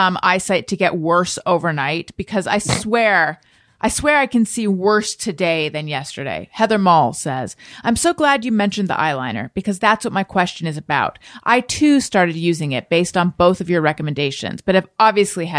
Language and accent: English; Orange County, California, United States; the town I grew up in Orange County, California